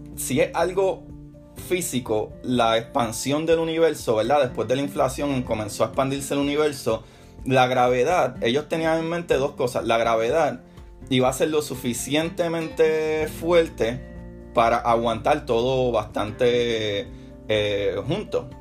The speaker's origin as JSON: {"language": "Spanish", "country": "Puerto Rico", "said": "mi país, en Puerto Rico, que celebramos los Reyes"}